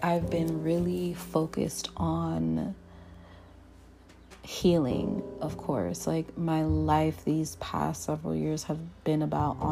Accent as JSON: {"language": "English", "country": "Jamaica", "tie": "born or raised there", "also_born_or_lived": "Portland, Oregon, United States", "moved": "yes", "said": "I've been able to, you know, grow up in Jamaica. My younger years, I've been able to experience going to primary school in Jamaica as well"}